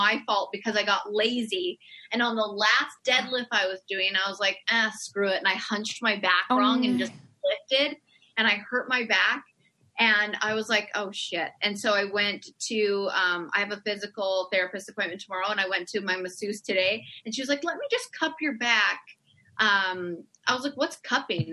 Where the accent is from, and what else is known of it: Canada